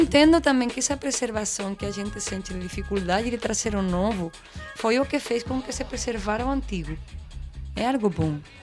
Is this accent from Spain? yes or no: yes; Seville, Andalusia, Spain; Portuguese is a second language; moved away as an adult; now in Pernambuco, Brazil; Andaluzia, que é de onde eu venho, da hum. Espanha, hum. Espanha, Andaluzia, Sevilha, cidade